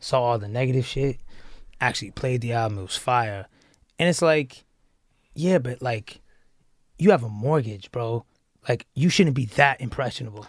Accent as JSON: {"language": "English", "town": "Atlanta", "region": "Georgia", "country": "United States", "said": "I came from Atlanta"}